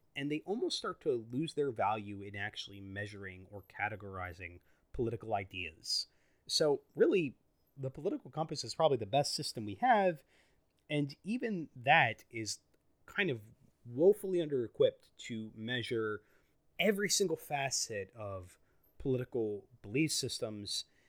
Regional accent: United States; I'm an American citizen, I'm a U S citizen

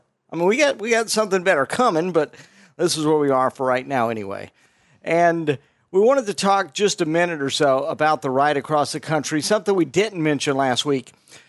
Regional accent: Las Vegas, Nevada, United States; We're from Vegas. So we're from Vegas.

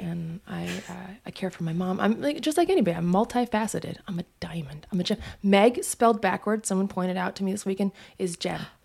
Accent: Missoula, Montana, United States; I'm from Missoula, Montana

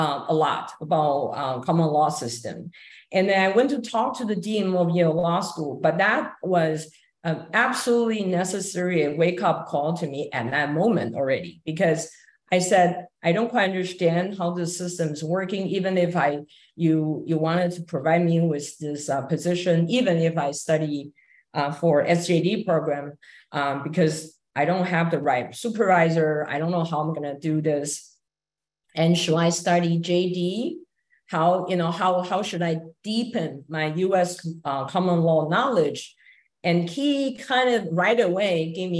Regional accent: Taiwan; moved away as an adult; also born or lived in Hong Kong; now in New York, United States; I grew up in Taiwan, and I had a law degree from NTU, National Taiwan University

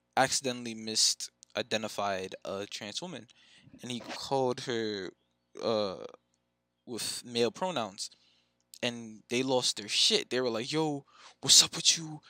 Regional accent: Jamaica; I'm a Jamaican Christian

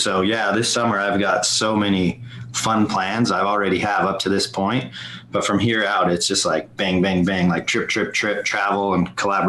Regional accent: West Jordan, Utah, United States; also born or lived in California; I grew up right here in West Jordan, Utah. It's right in the Salt Lake City Valley, just south of Salt Lake.

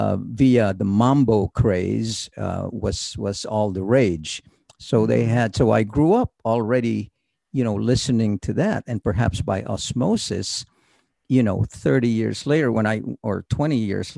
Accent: Manila, Metro Manila, Philippines; moved away as an adult; now in Bay Area, United States; I was born in Manila.

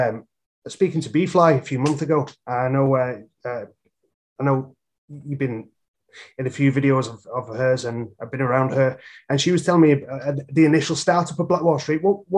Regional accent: United Kingdom; we've got pretty, you know, hoods in the UK.

